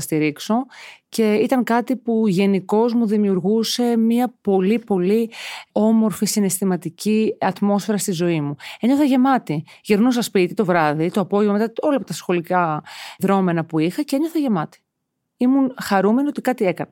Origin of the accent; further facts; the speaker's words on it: Piraeus, Attica, Greece; Μεγάλωσα στον Πειραιά στα Μανιάτικα